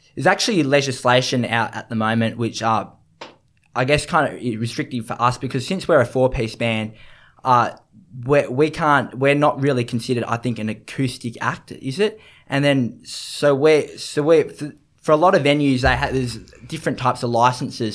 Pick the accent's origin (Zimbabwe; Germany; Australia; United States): Australia; Sydney, New South Wales; growing up in the East and Suburbs, you just, you obviously got the beach right at your doorstep